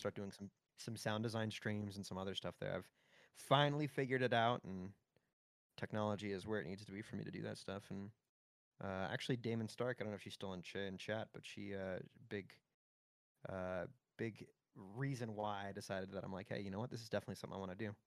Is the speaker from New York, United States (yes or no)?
no; Pembroke Pines, Florida, United States; moved away; I grew up in F, in Pembroke Pines, Florida. It's just north of Miami